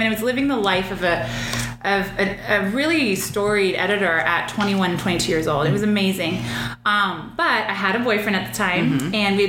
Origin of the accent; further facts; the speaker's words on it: California, United States; moved away as an adult; now in Dallas, United States; Okay, I was born and raised in Southern California. The quick version is I moved to Texas to go to college. I went to SMU in Dallas, so moved here at 18.